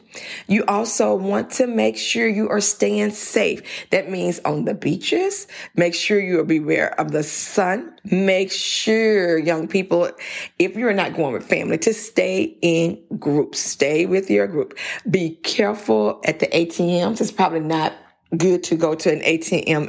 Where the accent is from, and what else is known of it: Louisiana, United States